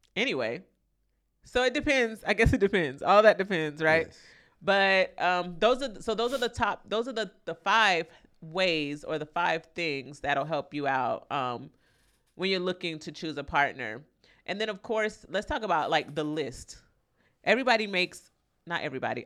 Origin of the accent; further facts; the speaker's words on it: Florida, United States; I'm from Florida